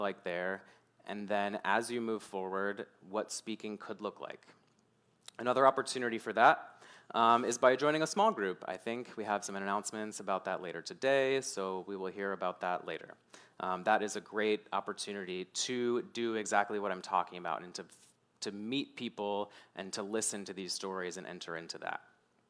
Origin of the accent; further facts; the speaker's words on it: Mechanicsville, Virginia, United States; growing up in Mechanicsville